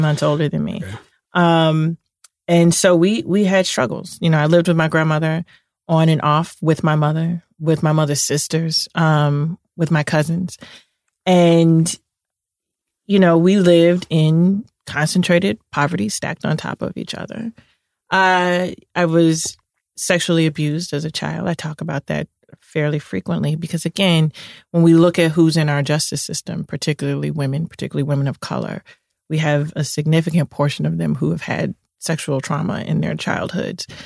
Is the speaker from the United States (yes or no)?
yes; Chicago, Illinois, United States; I'm from Chicago. I grew up in the Cabrini Green housing projects